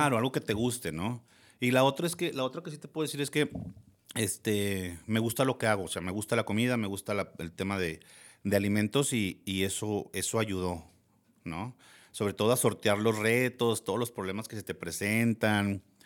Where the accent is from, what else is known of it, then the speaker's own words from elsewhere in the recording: Gómez Palacio, Durango, Mexico; also born or lived in Torreón, Coahuila; soy de aquí de Torreón. Lagunero. Lagunero 100%, de Gómez